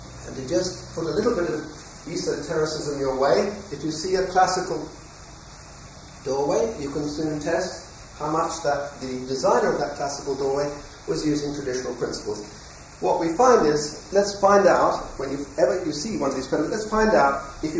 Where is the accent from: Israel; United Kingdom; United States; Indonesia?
United Kingdom; England; I'm now talking as an Englishman